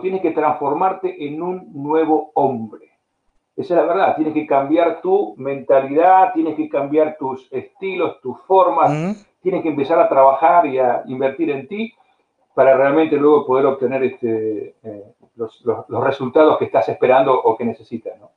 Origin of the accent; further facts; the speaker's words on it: Argentina; moved away as an adult; also born or lived in Spain / United States / Bulgaria / Brazil; en, Argentina, en la, peor época de mi país